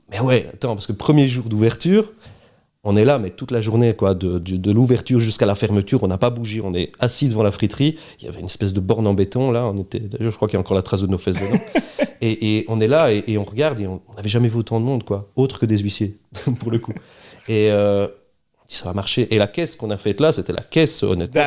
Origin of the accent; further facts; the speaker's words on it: Charleroi, Wallonia, Belgium; also born or lived in Beaumont / Fleurus / Brussels; on est Carolo